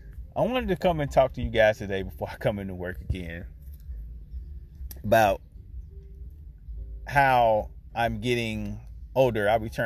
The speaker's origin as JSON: {"language": "English", "town": "Rock Hill", "region": "South Carolina", "country": "United States", "tie": "born or raised there", "said": "I grew up on South Wilson Street in Rock Hill, near Hagen Street, 500 block, Midtown, Sunset Park."}